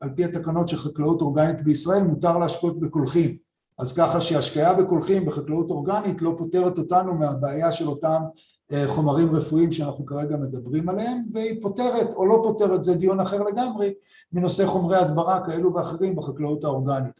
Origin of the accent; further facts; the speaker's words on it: Rishon LeZion, Central District, Israel; אני גדלתי בראשון, עירוני לגמרי